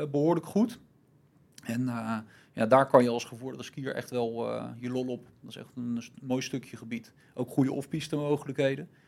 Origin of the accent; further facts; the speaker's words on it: Germany; Jij bent ja, niet de Duitser. ik ben een Duitser, maar ja.